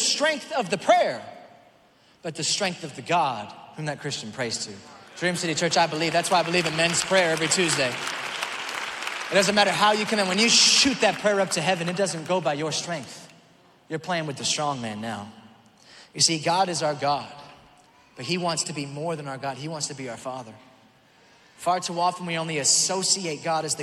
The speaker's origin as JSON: {"language": "English", "region": "Auckland", "country": "New Zealand", "tie": "born or raised there", "moved": "yes", "said": "That's where I was born, Auckland, New Zealand."}